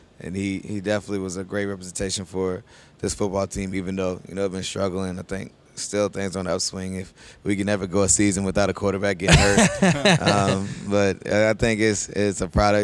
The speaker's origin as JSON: {"language": "English", "region": "Virginia", "country": "United States", "also_born_or_lived": "Maryland", "moved": "as an adult", "said": "I feel like I'm a Virginia boy. I'm from Virginia, but I became a man in Maryland"}